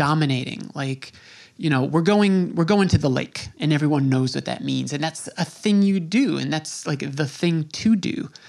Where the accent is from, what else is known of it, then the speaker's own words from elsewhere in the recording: Long Island, New York, United States; growing up on Long Island